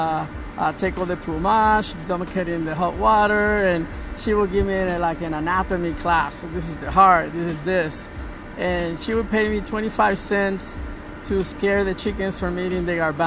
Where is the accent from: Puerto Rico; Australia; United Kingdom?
Puerto Rico; Puerto Rico. Yeah, I'm originally from Puerto Rico.